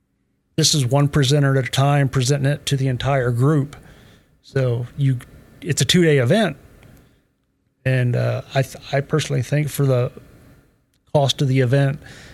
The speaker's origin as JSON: {"language": "English", "town": "Xenia", "region": "Ohio", "country": "United States", "tie": "born or raised there", "also_born_or_lived": "Jamestown, Ohio", "said": "I'm from Jamestown, Ohio. Grew up in Xenia."}